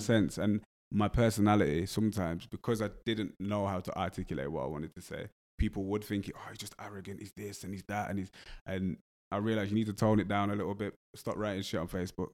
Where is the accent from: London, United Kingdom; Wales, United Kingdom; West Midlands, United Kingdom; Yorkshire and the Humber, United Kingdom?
West Midlands, United Kingdom; Wolverhampton; accent: English; I grew up in Wolverhampton, so I was around a lot of Jamaican people